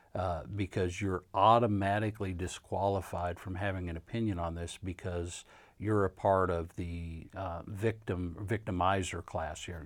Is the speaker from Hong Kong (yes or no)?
no; Kansas, United States; now in Louisville, United States; I'm not a Southerner. I grew up in Kansas